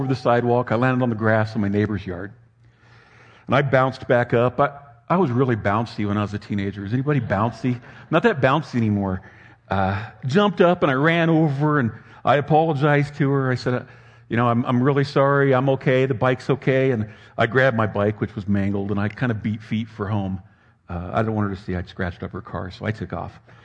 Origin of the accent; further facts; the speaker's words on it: Southern California, United States; I was raised in Southern California in the shadow in the foothills of the Sierra Madre Mountains